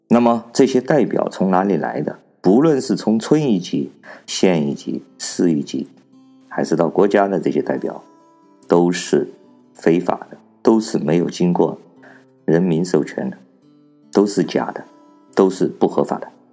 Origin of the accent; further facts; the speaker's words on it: China; 作为一个中国人，作为一个中国大陆的公民